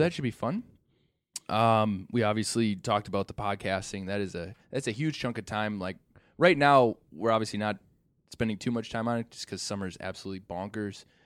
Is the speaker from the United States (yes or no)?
yes; Random Lake, Wisconsin, United States; I grew up in Random Lake, as I said before, and I've kinda stuck around here